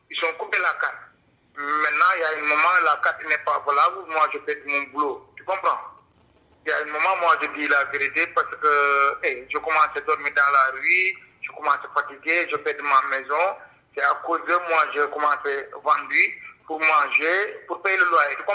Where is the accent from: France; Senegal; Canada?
Senegal; moved away as an adult; now in Belgium; Mon pays d'origine, c'est Sénégal, ouais. Ça fait 8 ans et demi que je suis là en Belgique. Moi, je venais ici en 2015